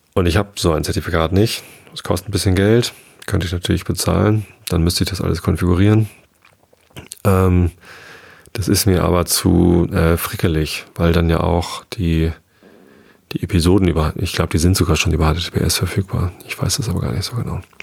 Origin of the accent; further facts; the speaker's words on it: Hamburg area, Lower Saxony, Germany; now in Lower Saxony, Germany; bin in Hamburg geboren. Ich bin zwar hier am Speckgürtel von Hamburg, südlich von Hamburg aufgewachsen.